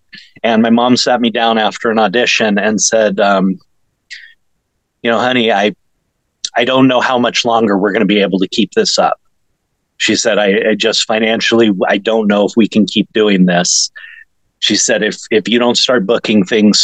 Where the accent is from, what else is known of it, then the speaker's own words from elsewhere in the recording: West Covina, California, United States; also born or lived in Alhambra, California / Azusa, California; I grew up in West Covina and Alhambra and Azusa